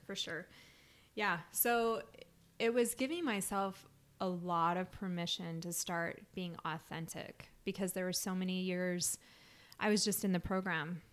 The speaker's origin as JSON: {"language": "English", "town": "Salt Lake City", "region": "Utah", "country": "United States", "tie": "born or raised there", "said": "I grew up in Salt Lake"}